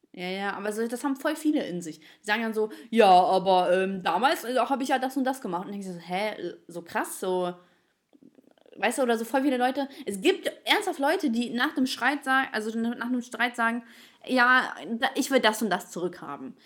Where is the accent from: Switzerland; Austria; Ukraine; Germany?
Ukraine; moved away; ich bin Ukrainerin